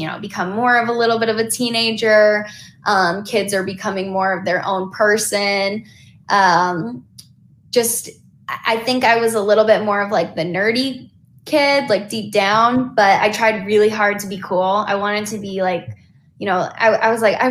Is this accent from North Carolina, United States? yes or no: yes; North Carolina, United States; moved away as an adult; now in Los Angeles, United States; growing up in North Carolina, my dad was originally from Chicago. My mom born and raised North Carolina